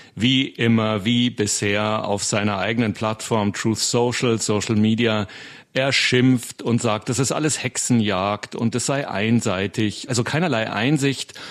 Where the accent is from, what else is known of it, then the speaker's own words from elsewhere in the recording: Germany; now in United States; bei uns in Deutschland